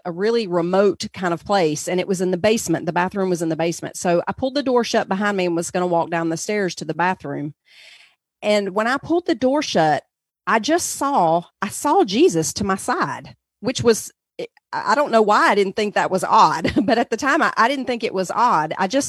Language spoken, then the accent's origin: English; North Carolina, United States; I'm sure everyone can tell already that I'm from the South in the United States. So in the southern part of the country, we lived in North Carolina mostly.